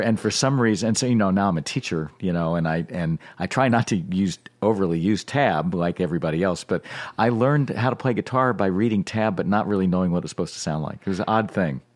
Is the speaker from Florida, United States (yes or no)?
no; Norfolk, Virginia, United States; I grew up in Norfolk, Virginia, in a suburban neighborhood